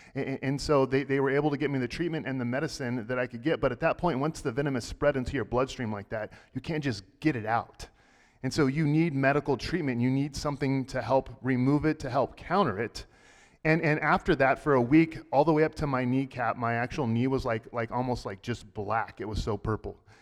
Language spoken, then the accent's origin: English; Texas, United States; I grew up in Texas